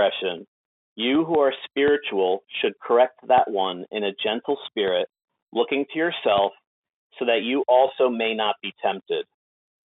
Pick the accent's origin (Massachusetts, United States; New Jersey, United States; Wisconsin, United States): New Jersey, United States; Jersey Shore; moved away; also born or lived in Alexandria; I was born in the Jersey Shore, which is where I live now